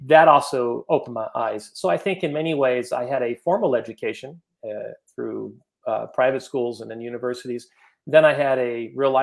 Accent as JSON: {"language": "English", "town": "Los Gatos", "region": "California", "country": "United States", "tie": "born or raised there", "said": "I grew up in Los Gatos, California"}